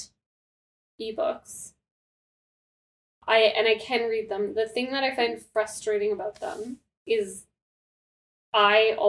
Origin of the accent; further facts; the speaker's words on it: Canada; we are Canadian